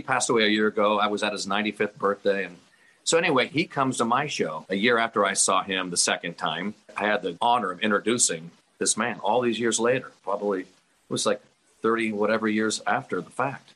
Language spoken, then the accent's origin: English; Sierra Madre, California, United States; my hometown of Sierra Madre at St. Rita's Church Hall.